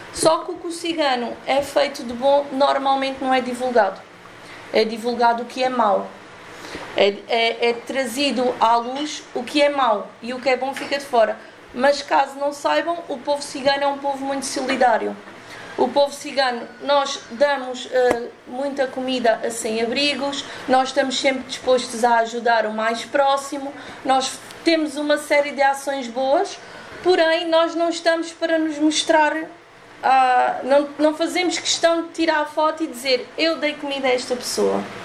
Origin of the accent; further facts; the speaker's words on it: Portugal; eu sou portuguesa e sou cigana